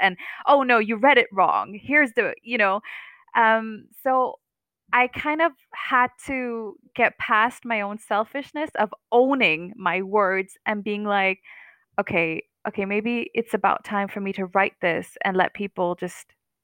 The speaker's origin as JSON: {"language": "English", "country": "Denmark", "tie": "born or raised there", "said": "I am Palestinian, born and raised in Denmark."}